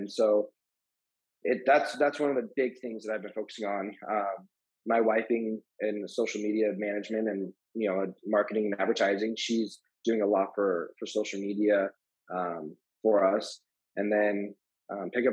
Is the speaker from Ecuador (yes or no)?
no; Glendale, Arizona, United States; I was raised in Glendale. I live in Glendale. I'm an Arrowhead Ranch